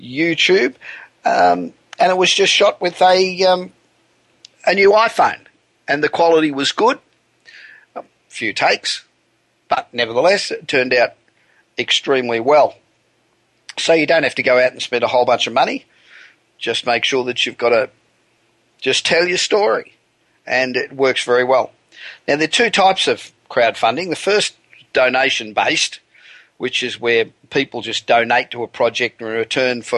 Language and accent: English; Los Angeles, California, United States; from my hometown of Los Angeles, the City of Angels